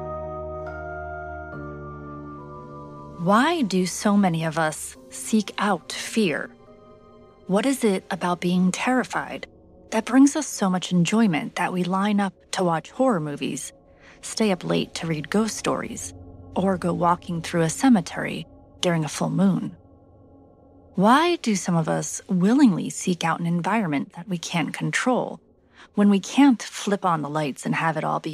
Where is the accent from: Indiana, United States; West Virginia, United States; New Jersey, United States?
New Jersey, United States; my home state, New Jersey